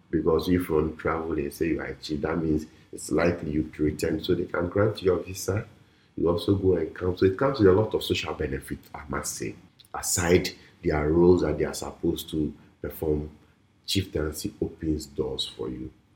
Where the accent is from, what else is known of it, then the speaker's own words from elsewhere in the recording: Volta, Ghana; I'm from the Volta region